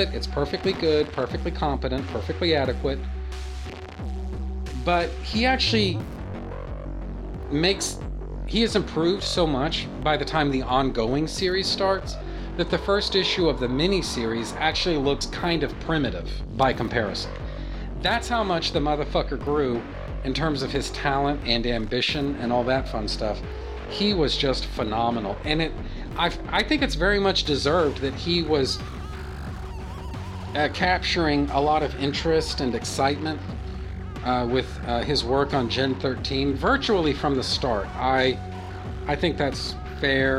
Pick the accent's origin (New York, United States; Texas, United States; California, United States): Texas, United States; I'm from Texas.